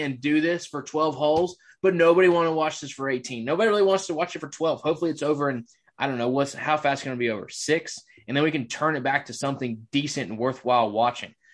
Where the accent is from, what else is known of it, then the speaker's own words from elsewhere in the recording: Bible Belt, the South, United States; I was raised in the Bible Belt